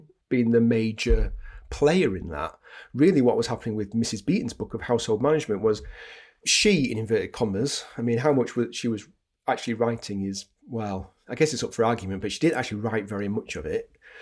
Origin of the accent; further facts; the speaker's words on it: Yorkshire and the Humber, United Kingdom; now in Manchester, United Kingdom; I'm from Yorkshire. I live in Manchester.